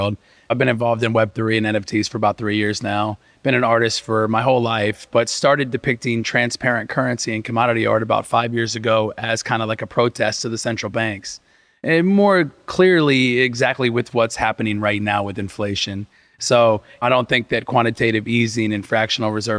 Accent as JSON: {"language": "English", "town": "Evansville", "region": "Indiana", "country": "United States", "tie": "born or raised there", "moved": "yes", "lives_now": "Miami, United States", "said": "I was raised in Indiana, Southern Indiana, in Evansville"}